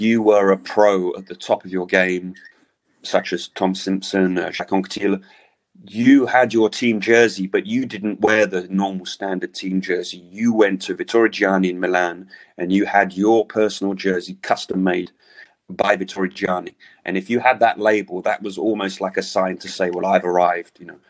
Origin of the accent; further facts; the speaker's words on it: London, United Kingdom; now in Paris, France; I'm from London, but I live in Paris